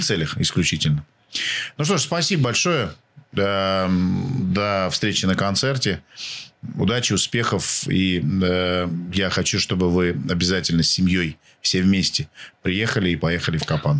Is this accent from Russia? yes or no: yes; Siberia, Russia; Я тоже э, рос в Сибири